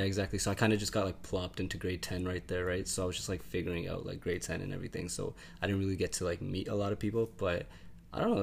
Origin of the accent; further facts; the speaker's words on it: Brampton, Ontario, Canada; also born or lived in Oakville / Winnipeg; I was born in Brampton. Uh, born and raised in Brampton, but I moved around a lot from Brampton to Oakville to Winnipeg, back to Brampton